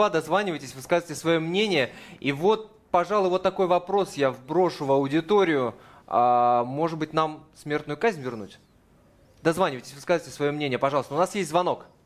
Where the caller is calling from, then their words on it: Krasnoyarsk, Krasnoyarsk Krai, Russia; из Красноярска.